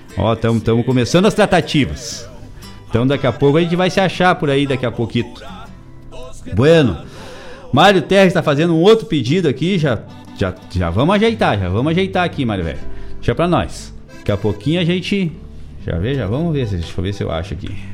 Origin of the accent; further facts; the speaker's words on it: Eldorado do Sul, Rio Grande do Sul, Brazil; dentro da escola da Hegel Neto, lá hoje, hoje Eldorado do Sul, né, antiga Medianeira, bairro de Guaíba. Então lá na minha infância, com 8, 9 anos de idade